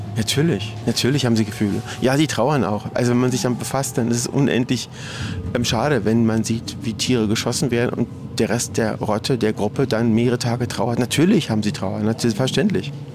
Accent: Berlin, Germany; Ich bin in Berlin geboren. Ich habe Berlin nie verlassen.

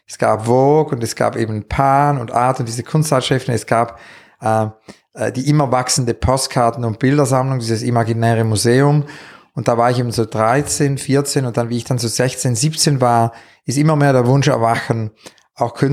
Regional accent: Zurich, Switzerland; born there; ich bin eigentlich im Mai 68 geboren in Zürich

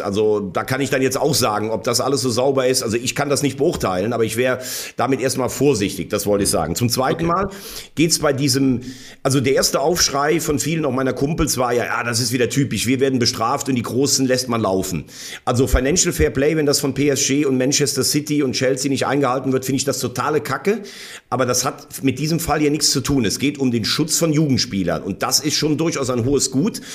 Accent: Bell, Rhineland-Palatinate, Germany; mein, mein Heimatort heißt Bell

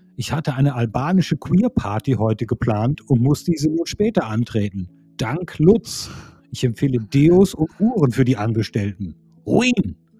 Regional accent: Hilden, North Rhine-Westphalia, Germany; in Hilden, meiner Geburtsstadt

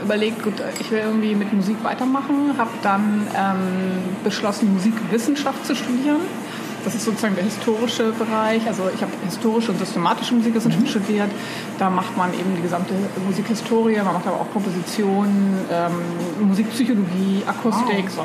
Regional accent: East Germany, Germany; now in Hamburg, Germany; ich bin zwar in Ostdeutschland aufgewachsen

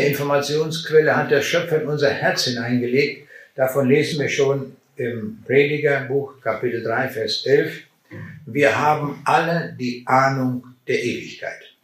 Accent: Braunschweig, Lower Saxony, Germany; Meine Frau und ich, wir kommen aus Braunschweig.

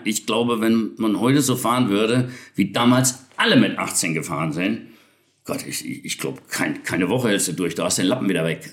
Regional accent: Betzdorf, Rhineland-Palatinate, Germany; moved away; zu Hause, wo ich geboren bin, im Westerwald, in Betzdorf

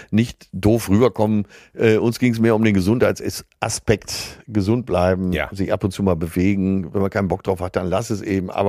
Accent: Rhineland, Germany; Dazu kommt, dass ich als gebürtiger Rheinländer einen gesunden Humor habe, der bei Frauen ankommt.

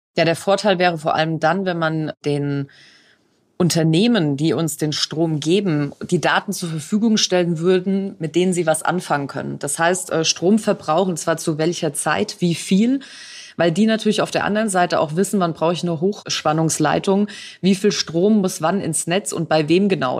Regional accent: Franconia, Bavaria, Germany; Also als Fränkin könnte ich ja sagen, wir haben noch unterfränkischen Wein

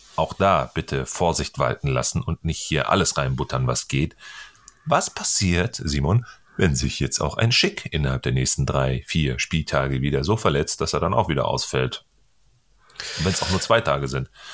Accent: North Rhine-Westphalia, Germany; ich komme ja aus Ostwestfalen hier

